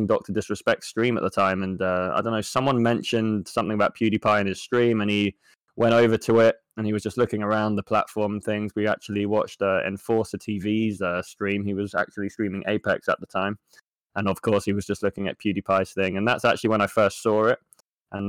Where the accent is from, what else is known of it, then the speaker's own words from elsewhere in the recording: Jersey; I am from a small island called Jersey